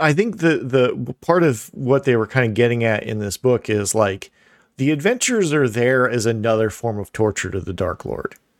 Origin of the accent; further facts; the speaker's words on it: Midwest, United States; I'm from the Midwest